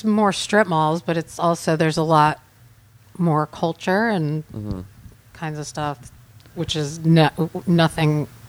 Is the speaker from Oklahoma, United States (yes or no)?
yes; Tulsa, Oklahoma, United States; Tulsa, Oklahoma.